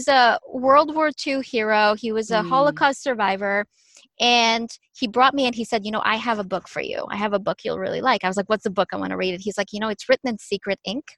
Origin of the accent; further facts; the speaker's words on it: Ukraine; moved away; when I was growing up in Ukraine, where I was born and raised